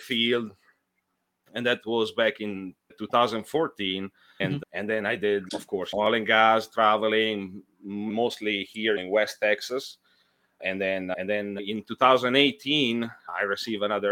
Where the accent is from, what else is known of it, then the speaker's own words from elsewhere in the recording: Italy; moved away as an adult; now in United States; I'm from Italy